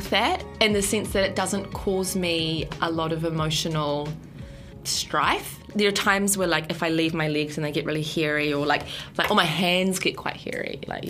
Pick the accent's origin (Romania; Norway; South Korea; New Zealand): New Zealand; Nelson; One of my best friends, there weren't a lot of Iranians, but one of my best friends growing up in Nelson was this little Iranian girl.